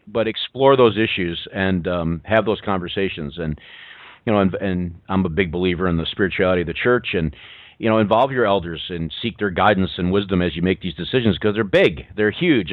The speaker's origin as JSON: {"language": "English", "region": "New York", "country": "United States", "said": "I, am a New Yorker."}